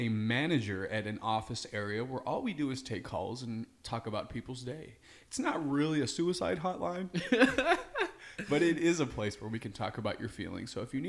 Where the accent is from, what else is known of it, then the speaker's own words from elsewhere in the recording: California, United States; born there; I was born in California before it became too liberal to live in.